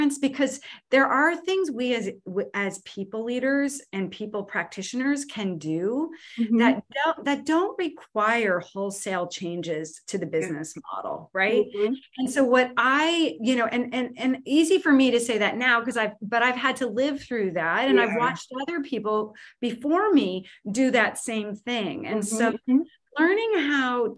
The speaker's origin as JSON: {"language": "English", "region": "New Jersey", "country": "United States", "moved": "yes", "said": "I'm originally from New Jersey"}